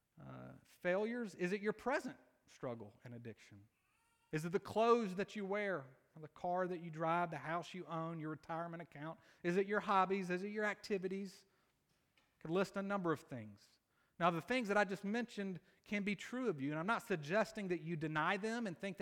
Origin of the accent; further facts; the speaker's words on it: Columbus, Georgia, United States; I'm from Columbus, Georgia. I went to Pacelli High School